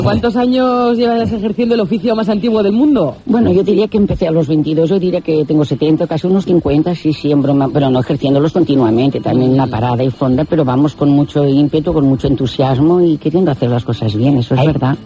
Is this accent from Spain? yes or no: yes; Catalonia, Spain; yo soy catalana, estoy en Barcelona